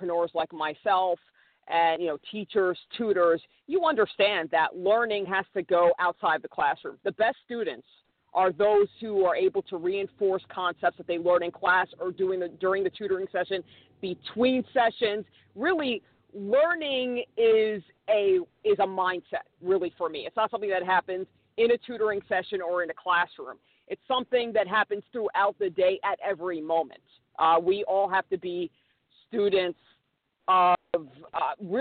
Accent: New York, United States; moved away as an adult; also born or lived in Los Angeles; I grew up in New York, public school product

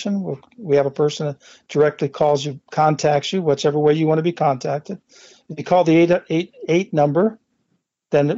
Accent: Midwest, United States; moved away as an adult; also born or lived in Carson Valley, Nevada; now in Minden, United States; I grew up in the Midwest

